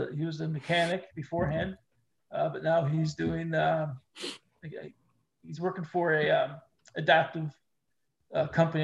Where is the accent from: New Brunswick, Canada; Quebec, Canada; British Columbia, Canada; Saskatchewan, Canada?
New Brunswick, Canada; Fredericton; also born or lived in Kenora, Ontario; I grew up in Fredericton, you know, and we're a small city